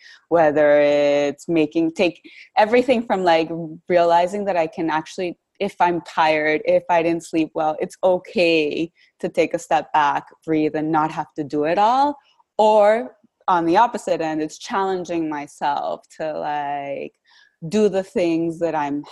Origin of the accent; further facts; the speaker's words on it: Bogota, Bogotá Capital District, Colombia; moved away as an adult; now in Washington, D.C., United States; I'm originally from Bogota, Colombia, so I came to Washington, D.C. many, many years ago to study international relations